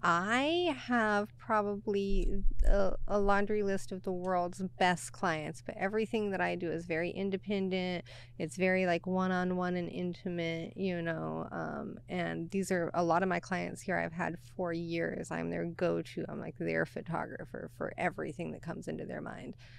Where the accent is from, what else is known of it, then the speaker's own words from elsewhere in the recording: Oklahoma, United States; moved away as an adult; also born or lived in Texas; now in Seattle, United States; born and raised in Oklahoma, and then did Texas for a couple of years